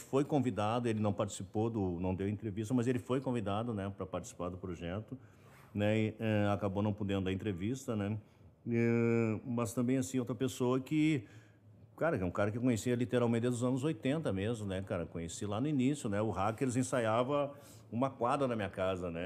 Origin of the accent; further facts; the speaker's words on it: Brazil; also born or lived in Los Angeles, United States; nós brasileiros